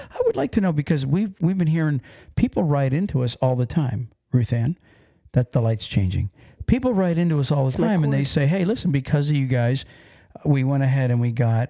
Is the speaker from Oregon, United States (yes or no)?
no; Pennsylvania, United States; voice going on, which I'm, you know, from Pennsylvania. But I guess to everybody else, I sound like I'm from New York.